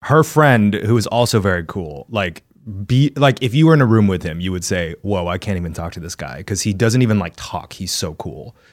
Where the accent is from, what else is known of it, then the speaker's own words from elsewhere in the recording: Texas, United States; moved away; as a Texan child